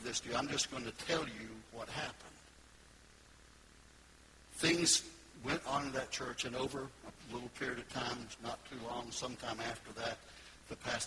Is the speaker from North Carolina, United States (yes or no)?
yes; Goldsboro, North Carolina, United States; moved away as an adult; now in Florida, United States; I was up there in Goldsboro, North Carolina